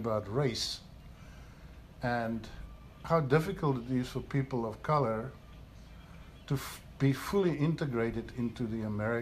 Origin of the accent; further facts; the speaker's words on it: South Africa; also born or lived in Switzerland; now in United States; I'm from South Africa